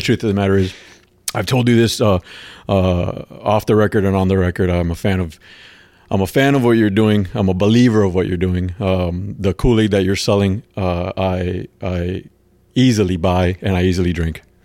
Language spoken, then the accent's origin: English; Havana, Cuba; now in Florida, United States; I was born in Cuba and, um, in a, in Havana, a small in a smaller area, suburb of Hav-, of Ha-, Havana called San Miguel